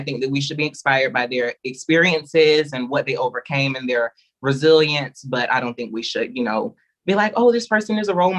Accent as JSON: {"language": "English", "region": "the South", "country": "United States", "tie": "born or raised there", "said": "When you are a Black child raised, for me particularly, I was raised in the South. My grandmother was a pastor."}